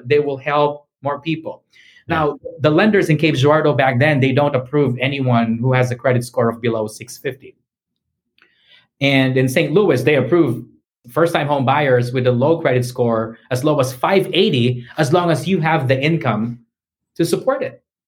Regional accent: Philippines; first language English; moved away as an adult; also born or lived in Missouri, United States; now in United States; I was born and raised in the Philippines, and I've been here in the U.S. for um, for 14 years now. I was 25 years old when I when I arrived here

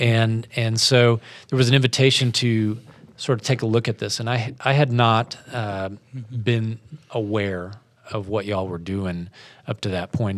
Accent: Spencer, Iowa, United States; moved away as an adult; also born or lived in Wyoming / Washington, D.C. area; now in Houston, United States; my wife and I grew up here in Iowa

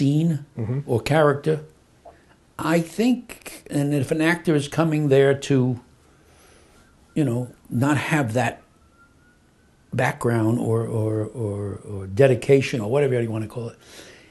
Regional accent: New York City, New York, United States; I was born in Brooklyn.

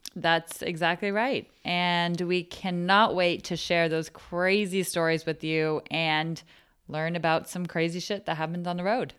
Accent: Menlo Park, California, United States; I am from Menlo Park, California

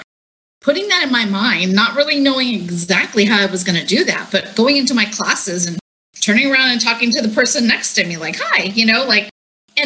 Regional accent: Santa Ana, California, United States; I was born here in Orange County, specifically in Santa Ana

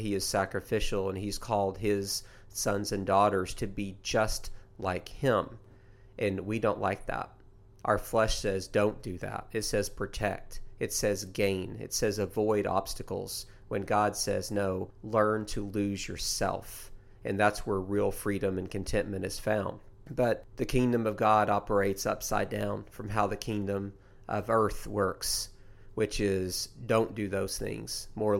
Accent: Tennessee, United States; I've done it since I was a kid. I grew up in East Tennessee.

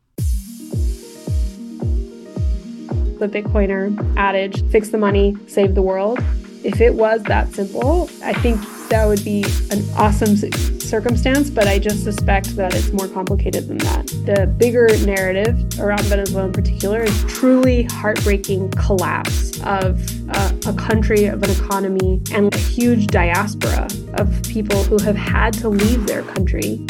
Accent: Houston, Texas, United States; also born or lived in California / New York; We grew up in Houston, Texas

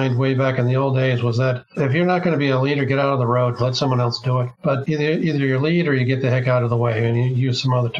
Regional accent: Bay Area of California, United States; I was raised in the Bay Area of California

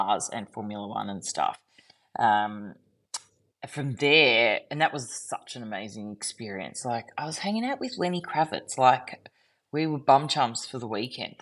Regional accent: Melbourne, Victoria, Australia; also born or lived in Jasper, Canada / Cairns; I left Canada when I was like two-ish, moved to Cairns. My brother came into the world, moved to Melbourne. My parents split up and then stayed in Melbourne

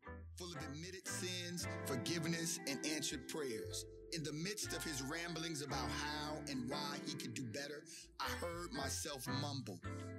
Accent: Chicago, Illinois, United States; accent: Chicago; I got a Chicago accent.

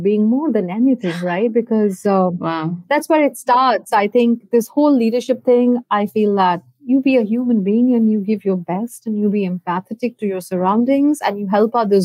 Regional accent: India; moved away as an adult; also born or lived in Canada; I hail from India. For me, it was always a dream to come back and give back to my country

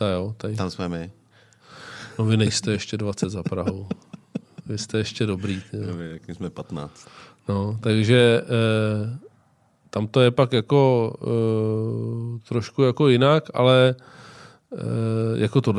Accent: Czechia; nejsem typický Čech

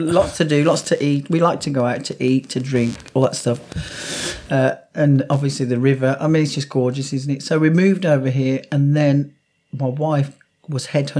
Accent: Wolverhampton, West Midlands, United Kingdom; So I'm from Wolverhampton.

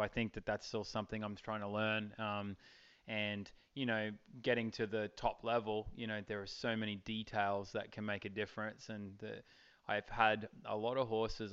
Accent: Charleville, Queensland, Australia; moved away; I grew up in Charleville in outback uh, Queensland, Australia

